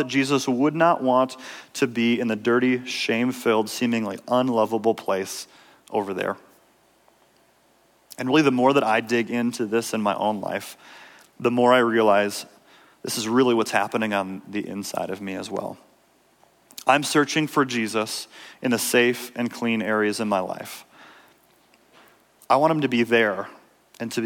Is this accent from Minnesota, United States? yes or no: yes; Minnesota, United States; I grew up in Minnesota.